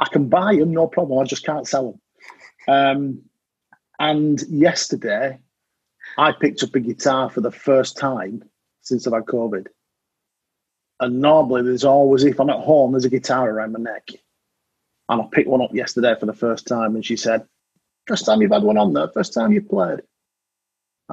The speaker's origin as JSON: {"language": "English", "country": "United Kingdom", "said": "I'm British"}